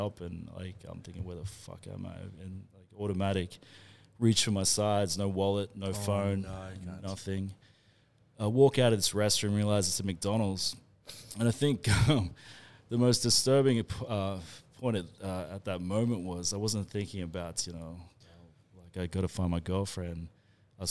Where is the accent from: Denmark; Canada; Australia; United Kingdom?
Australia; I'm from Australia, bruh.